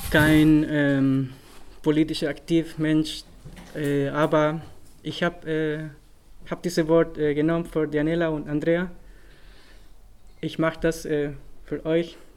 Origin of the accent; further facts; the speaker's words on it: Santiago, Santiago Metropolitan Region, Chile; born there; German is a second language; ich bin in Santiago de Chile geboren, ähm, von einem Stadtviertel, das heißt Regoleta, ist ein Arbeitviertel und ziemlich arm Viertel.